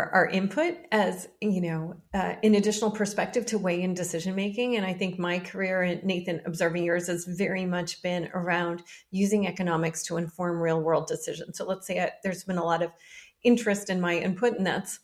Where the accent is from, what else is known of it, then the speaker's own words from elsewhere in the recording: Washington, District of Columbia, United States; I grew up in Washington, D.C.